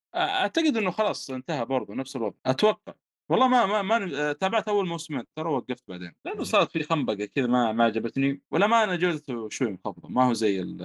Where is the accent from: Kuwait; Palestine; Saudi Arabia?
Saudi Arabia; the South, southern Saudi Arabia; عندنا في الجنوب